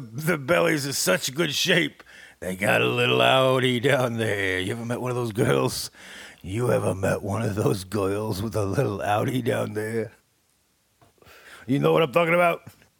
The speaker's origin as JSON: {"language": "English", "region": "New York", "country": "United States", "said": "This is the real me. … I'm from New York. So I had to get that out of my. I had to get that out of my throat. This is how I really talk."}